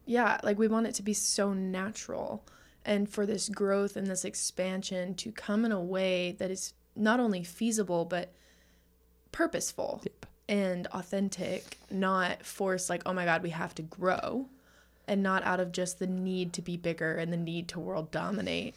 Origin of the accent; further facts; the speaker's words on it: Texas, United States; I am from Texas